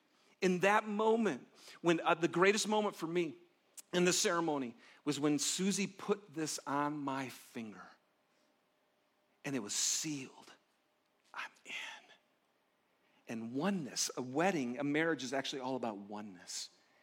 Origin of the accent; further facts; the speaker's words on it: Detroit, Michigan, United States; I'm from Detroit. So about 50 people came from Detroit.